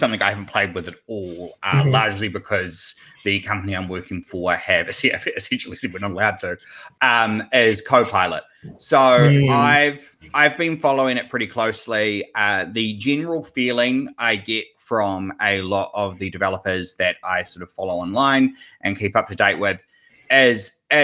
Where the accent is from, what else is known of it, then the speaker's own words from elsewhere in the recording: New Zealand; I'm a developer from New Zealand